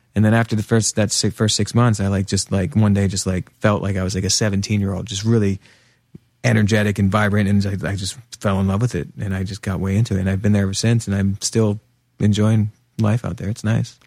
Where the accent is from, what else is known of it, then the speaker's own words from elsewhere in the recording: Pennsylvania, United States; also born or lived in New York; now in Portland, United States; He and I grew up together in Pennsylvania, just a couple hours west of here